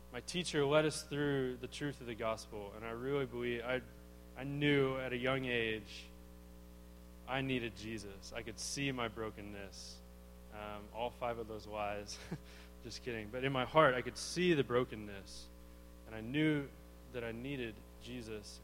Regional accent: Arlington, Texas, United States; I grew up, yeah, in Arlington, Texas

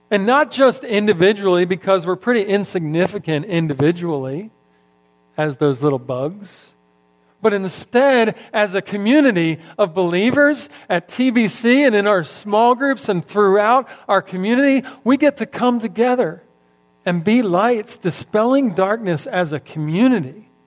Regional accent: Philadelphia, Pennsylvania, United States; now in Texas, United States; I'm transplanted from Philadelphia a long time ago, as Gary likes to point out every time I come up here. I'm still a foreigner, I guess.

